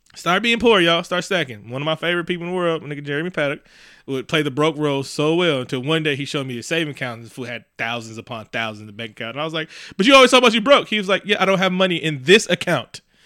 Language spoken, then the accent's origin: English; Oakland, California, United States; also born or lived in Concord, California; I'm from East Oakland. I love being from East Oakland